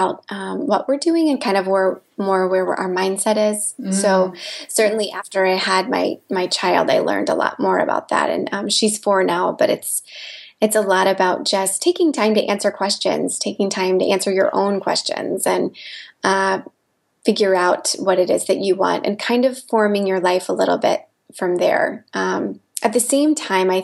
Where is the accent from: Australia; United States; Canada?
United States; Midwest; moved away as an adult; also born or lived in Los Angeles, United States; I grew up in the Midwest